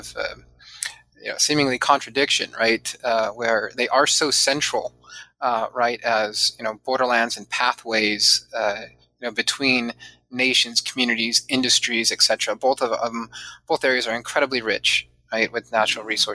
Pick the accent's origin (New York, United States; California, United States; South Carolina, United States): California, United States; San Diego; also born or lived in Chula Vista; I grew up mostly in Southern California, not mostly, all in Southern California, and primarily in San Diego.